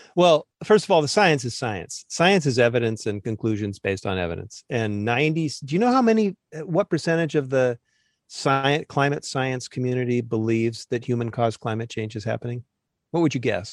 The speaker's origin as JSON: {"language": "English", "region": "Southern California", "country": "United States", "tie": "born or raised there", "said": "I grew up in Southern California choking on smog alert air"}